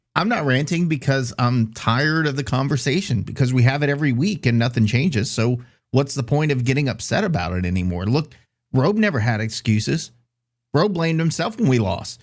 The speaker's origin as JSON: {"language": "English", "town": "Scott", "region": "Louisiana", "country": "United States", "said": "I'm from Scott and I go to the Scott Parade"}